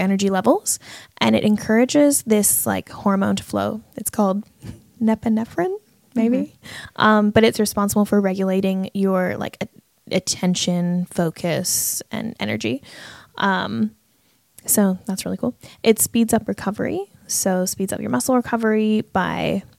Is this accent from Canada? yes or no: yes; Canada; now in Australia; I'm Canadian